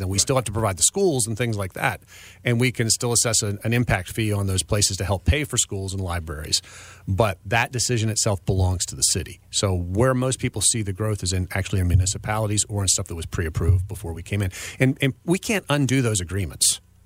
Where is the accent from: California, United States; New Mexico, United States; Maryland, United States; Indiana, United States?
Maryland, United States; Frederick County; I was born and raised in Frederick County.